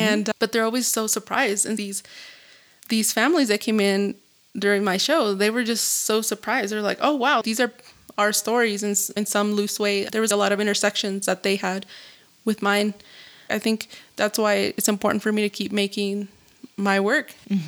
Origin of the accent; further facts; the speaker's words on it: Zacatecas, Mexico; And I was like, well, I'm from Zacatecas. Like, we say things differently.